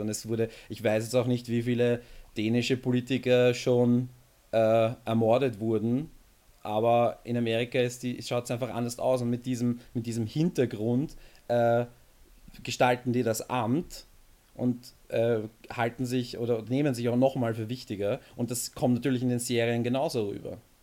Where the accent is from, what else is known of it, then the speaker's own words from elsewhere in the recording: Austria; bei uns in Österreich